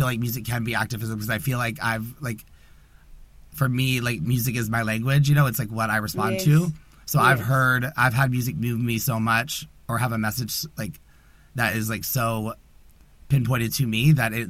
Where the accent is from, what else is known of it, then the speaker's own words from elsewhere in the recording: the South, United States; growing up in the South as a gay man